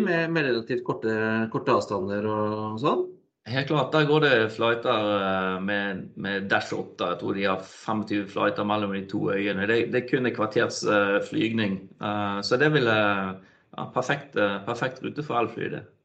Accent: Bergen, Vestland, Norway; now in Stavanger, Norway; kommer jeg fra Bergen

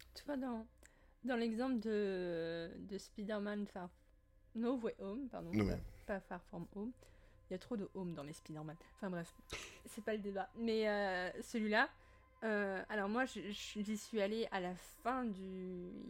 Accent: France; je suis française

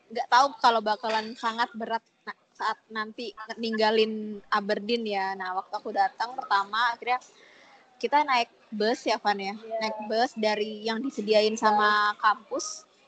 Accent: Malang, East Java, Indonesia; now in Jakarta, Indonesia; aku kan dari Malang terus aku pertama um, jarang ke Jakarta terus nggak tahu gimana Jakarta

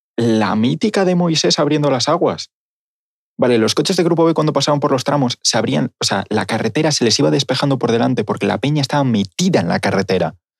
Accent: Galicia, Spain; Así somos los gallegos

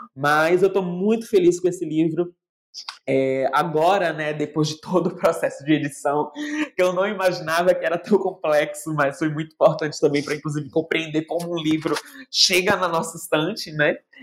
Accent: Northeast Region, Brazil; now in São Paulo, Brazil; E depois eu vou para o Nordeste, porque eu preciso também dar esse retorno para minha terra natal

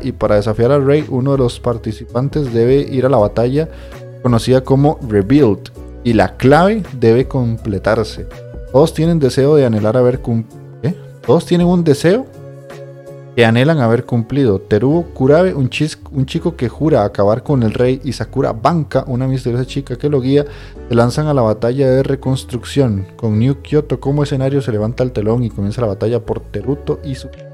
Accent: Cartago, Costa Rica; also born or lived in San José, Costa Rica; Yo soy de Cartago, pero soy cédula 1

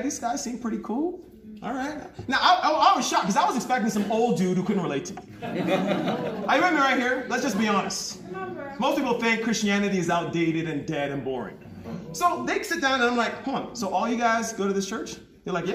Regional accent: New York, United States; moved away as an adult; also born or lived in Jamaica / Lagos, Nigeria; now in South Africa; I come from Jamaica. My family comes from Jamaica. I was born in New York.

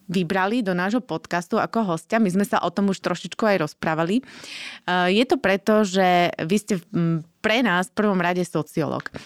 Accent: Slovakia; akí sme my Slováci

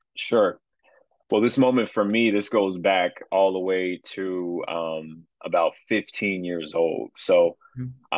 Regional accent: Chicago, Illinois, United States; moved away as an adult; I'm originally from Chicagoland, moved away for a little while, but uh, now we back

